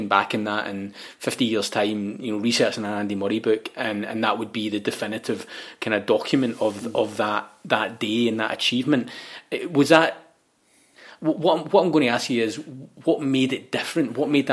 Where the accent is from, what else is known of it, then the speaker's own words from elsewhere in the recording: Scotland, United Kingdom; we're both Scottish